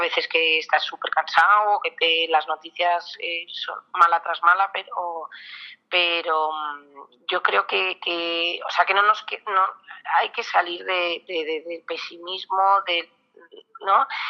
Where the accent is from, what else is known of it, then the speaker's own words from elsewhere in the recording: Basque Country, Spain; soy muy vasca